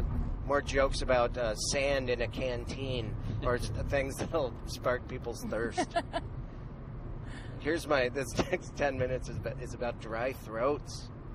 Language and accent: English; Missoula, Montana, United States; moved away; in Missoula, Montana, my hometown.